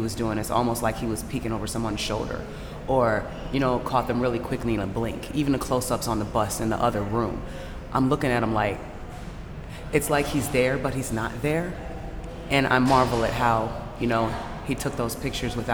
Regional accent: Mississippi, United States; now in Atlanta, United States; where I grew up. I'm from Mississippi

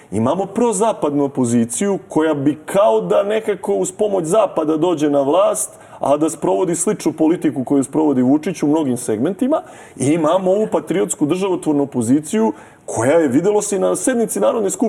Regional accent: Serbia; Mi smo Srbi demokratski narod

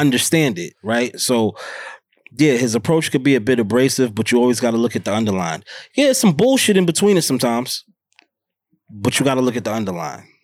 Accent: New York City, New York, United States; born and raised in Harlem

